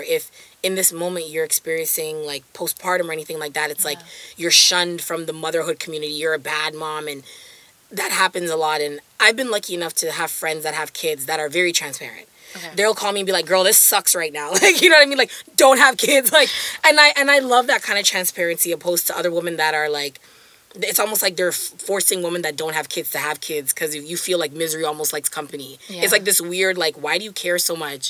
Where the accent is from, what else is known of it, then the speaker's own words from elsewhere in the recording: Jamaica; a privilege of being Jamaican is ackee and selfish